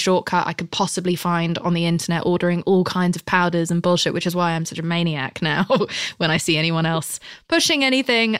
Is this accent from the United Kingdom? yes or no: yes; United Kingdom; I'm British